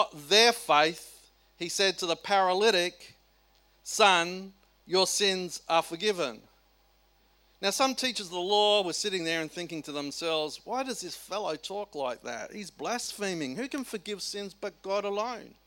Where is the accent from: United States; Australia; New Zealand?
Australia; South Australia; I come from South Australia